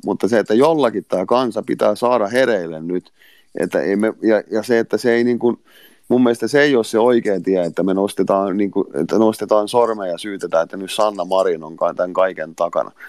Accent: Finland; Tämä on mun kotimaa

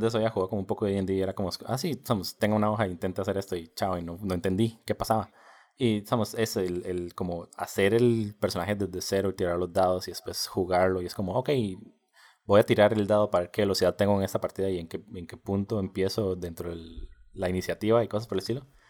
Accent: Costa Rica; Nosotros somos de Costa Rica

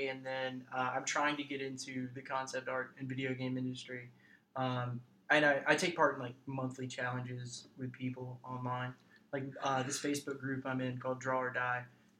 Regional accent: Kennesaw, Georgia, United States; also born or lived in Cartersville, Georgia / Acworth, Georgia; I am from here. I was born in Kennesaw.

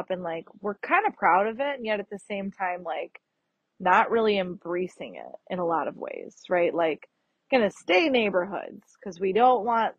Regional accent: Chicago, Illinois, United States; I'm going to be proud that I'm from Chicago, but I also kind of hate parts of it.

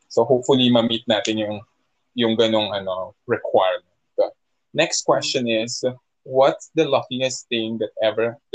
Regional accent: Philippines; sa atin mismo bilang Pilipino

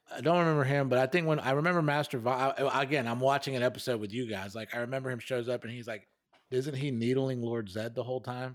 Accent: United States; as an American

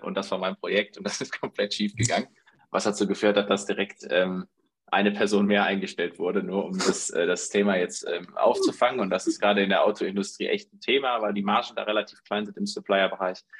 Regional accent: Dortmund, North Rhine-Westphalia, Germany; 33 Jahre alt, aufgewachsen in Dortmund

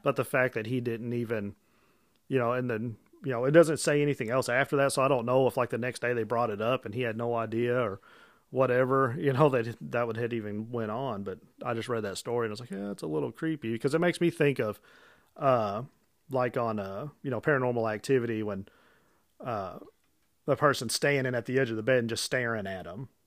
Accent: Illinois, United States; I'm from Illinois

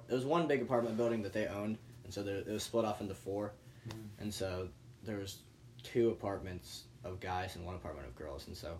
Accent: Ohio, United States; I was from Ohio

